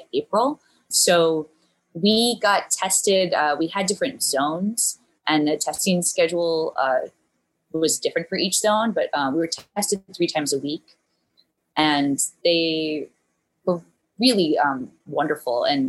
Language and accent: English; Charlottesville, Virginia, United States; moved away as an adult; also born or lived in New Orleans; now in New York, United States; I'm from Charlottesville, Virginia